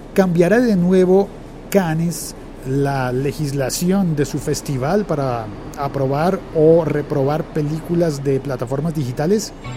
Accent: Colombia; en mi país, en Colombia

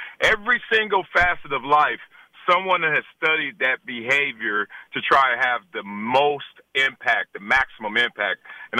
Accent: Compton, California, United States; I'm a guy from Compton whose mother and father wanted a better life for me.

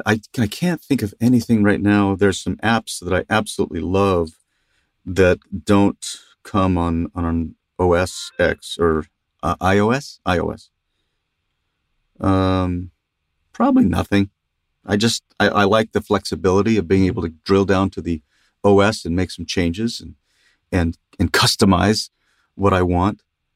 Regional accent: Los Angeles, California, United States; also born or lived in Ogden; because I moved away when I was three, and I grew up in San Fernando Valley in Los Angeles area. That's home. So I'm a Valley dude, I guess.

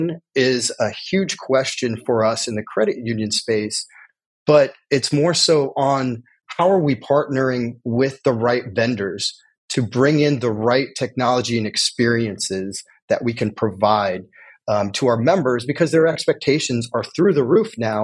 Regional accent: Indiana, United States; now in California, United States; I'm originally from Indiana

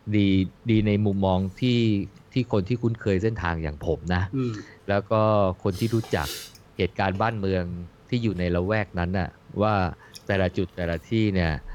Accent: Bang Sai, Phra Nakhon Si Ayutthaya, Thailand; moved away; บ้านเกิดอยู่อำเภอบางไทรไงอำเภอบางไทรห่างจากตัวจังหวัดประมาณ สัก 18 โล 20 โลโดยประมาณ

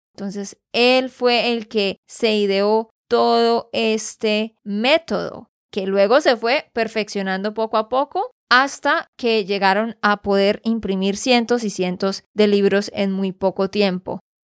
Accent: Santander, Colombia; de Santander, Colombia

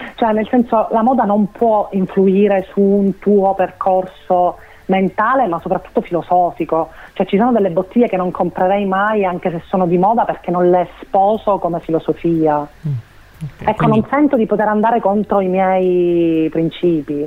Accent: Sicily, Italy; resto legata alla mia terra

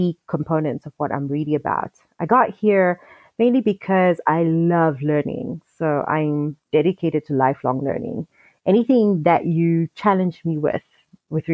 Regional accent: Zambia; I am South African because my father is South African, but I grew up in Zambia. My mother is Zambian

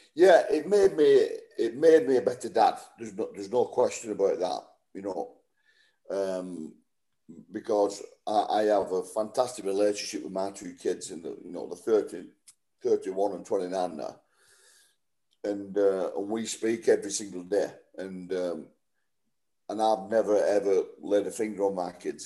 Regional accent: Wigan, North West England, United Kingdom; I've been at Wigan for nine and a half years, just coming up to my testimonial, playing for my hometown club

